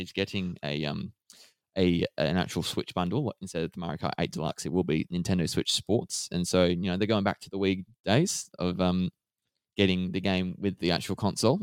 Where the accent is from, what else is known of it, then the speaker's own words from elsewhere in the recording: Australia; as an Australian